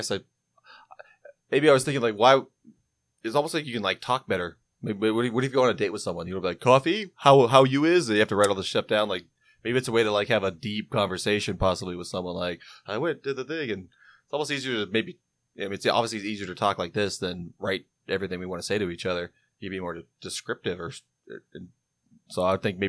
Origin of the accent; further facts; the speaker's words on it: United States; as an American